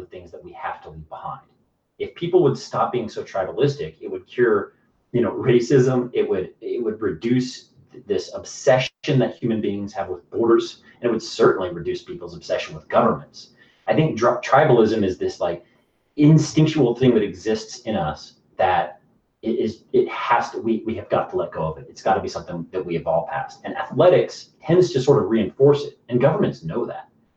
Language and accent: English; United States; I'm an American